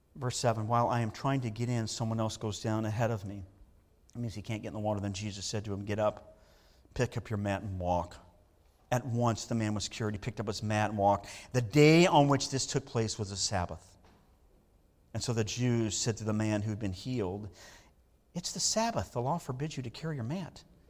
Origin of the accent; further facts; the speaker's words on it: Southern California, United States; I grew up in Southern California